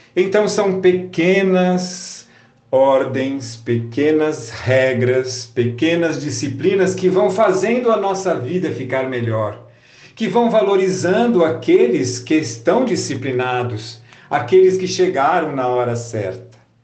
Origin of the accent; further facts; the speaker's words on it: Brazil; como brasileiros